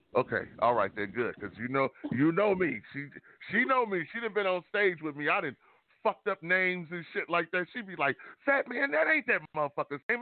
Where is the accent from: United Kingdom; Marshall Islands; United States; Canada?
United States; Detroit, Michigan; moved away; I'm born and raised in Detroit